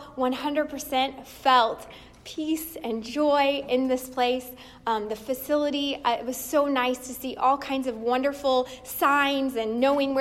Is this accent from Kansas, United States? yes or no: no; Indiana, United States; moved away as an adult; now in Ontario, Ohio, United States; we were born and raised in Indiana